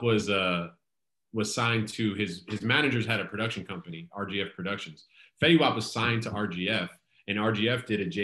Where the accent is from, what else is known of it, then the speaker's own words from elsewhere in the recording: New Jersey, United States; I'm from Jersey